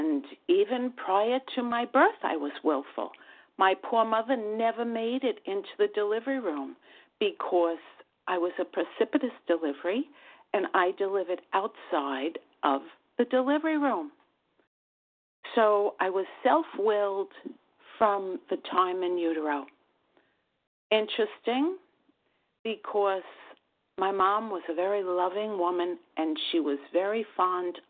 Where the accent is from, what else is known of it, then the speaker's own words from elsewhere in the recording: New York, United States; accent: New York; from New York. And my New York accent gives that away very readily